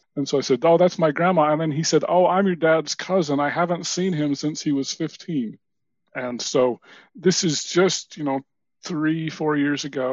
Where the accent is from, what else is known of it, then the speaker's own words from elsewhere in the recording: Utah, United States; also born or lived in New Hampshire / South Carolina; I grew up mostly in Utah. I lived about 4 years in New Hampshire